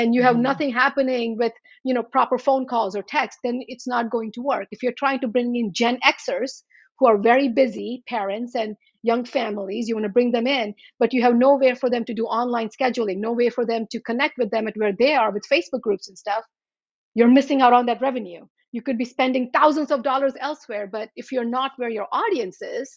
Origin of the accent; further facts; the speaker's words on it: Charlotte Amalie, U.S. Virgin Islands; moved away as an adult; also born or lived in India; now in Washington, United States; I grew up in the Virgin Islands